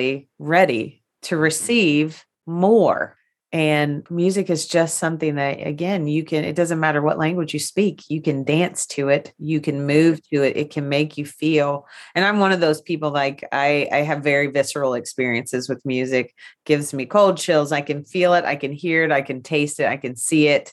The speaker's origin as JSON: {"language": "English", "country": "United States", "tie": "born or raised there", "said": "I grew up on Rock Creek Holler"}